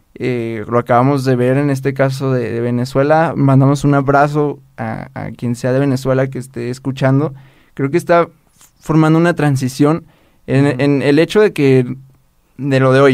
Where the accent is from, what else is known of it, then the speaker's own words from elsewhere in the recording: Mexico; soy mexicano, así en México, amo México